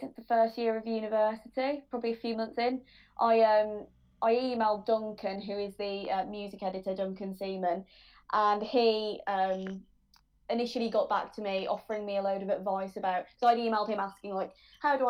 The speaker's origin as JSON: {"language": "English", "town": "Birmingham", "region": "West Midlands", "country": "United Kingdom", "moved": "as an adult", "lives_now": "Leeds, United Kingdom", "said": "I'm from Birmingham, Boohill."}